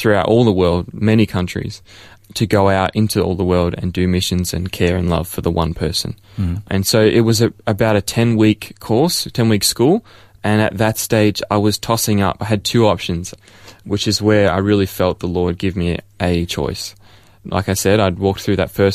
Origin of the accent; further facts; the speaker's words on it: Melbourne, Victoria, Australia; I was born here in Ferntree Gully, close by, in Upper Ferntree Gully at the Angles. And so I've been born and raised as a Melbourneite for my whole life.